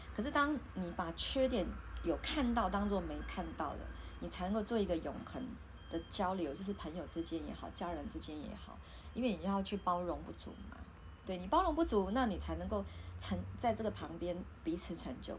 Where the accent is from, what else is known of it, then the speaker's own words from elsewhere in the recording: Taiwan; 我们台湾人